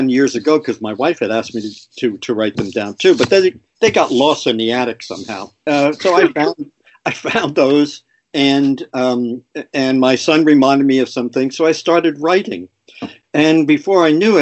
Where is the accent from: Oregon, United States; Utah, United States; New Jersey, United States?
New Jersey, United States; Paterson; I grew up in Patterson. Yeah. And, you know, I'm a product of a blue collar family.